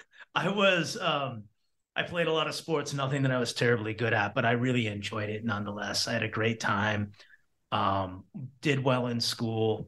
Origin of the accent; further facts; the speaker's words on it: Battle Creek, Michigan, United States; also born or lived in Toledo, Ohio; I was born in Toledo, Ohio, and then my, um, my father got a job in Battle Creek, Michigan, and we moved to a street called Hogue Road